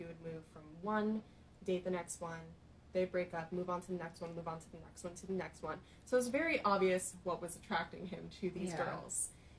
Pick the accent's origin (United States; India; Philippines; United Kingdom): Philippines; I've experienced so many guys who are just attracted to me because I'm Filipino